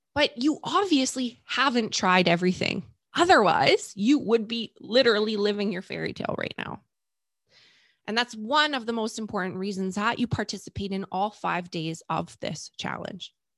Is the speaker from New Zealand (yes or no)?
no; Canada; I'm Canadian